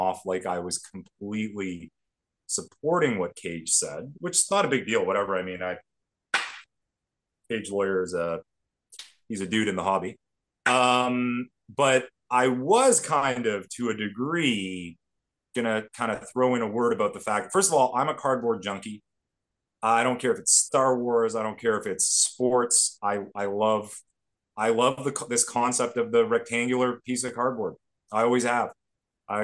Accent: Canada; even as Canadian kids

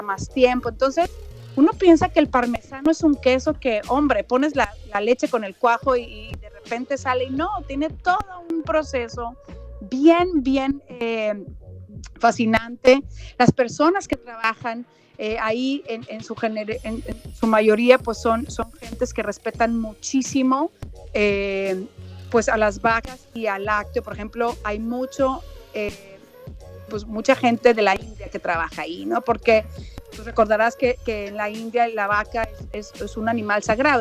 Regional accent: Mexico; soy mexicana

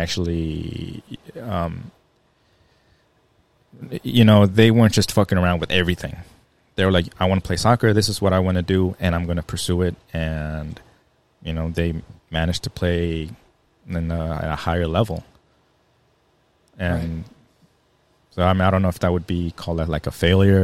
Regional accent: Maryland Heights, Missouri, United States; growing up here in St. Louis, I grew up in Maryland Heights

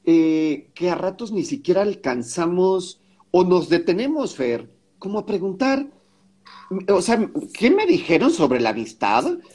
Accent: Mexico; y me siento mala mexicana.

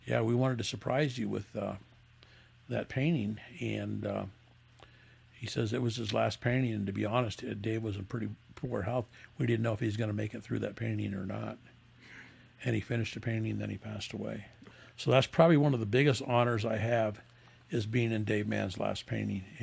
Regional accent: Las Vegas, Nevada, United States; He's from New York. I'm from the I'm from Vegas, and there's a storyline.

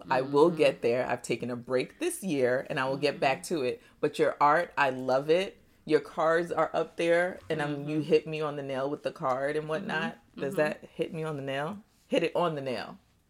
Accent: Nigeria; born there; I was born in Nigeria, but I feel like there's more African pieces in your house than there is in mine's.

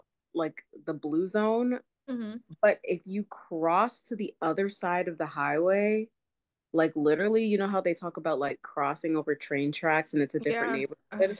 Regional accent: Nashville, Tennessee, United States; now in Chicago, United States; I am living in Chicago. I'm originally from Nashville

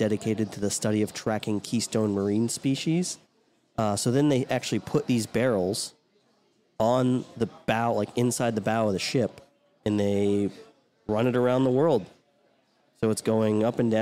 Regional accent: United States; I'm real American

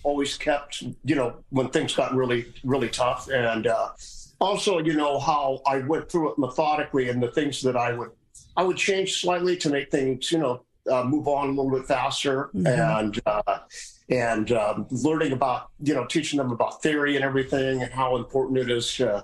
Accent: Seattle, Washington, United States; also born or lived in North Dakota; I was born in North Dakota, moved to Seattle when I was one

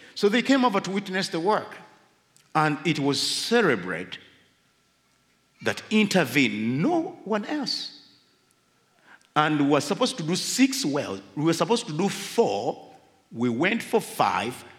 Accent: Uganda

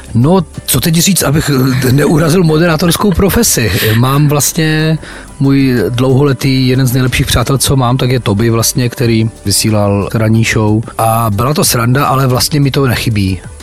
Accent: Ostrava, Moravian-Silesian Region, Czechia; also born or lived in Havířov; narodil jsem se v Havířově, ale vlastně už po do roka mě rodiče jak si odsunuli do Ostravy

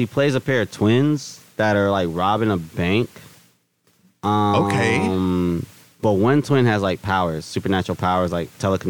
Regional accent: Inglewood, California, United States; I grew up in Inglewood.

